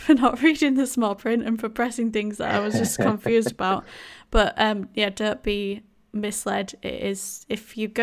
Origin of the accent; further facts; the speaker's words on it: Yorkshire and the Humber, United Kingdom; accent: thick Yorkshire; my thick Yorkshire accent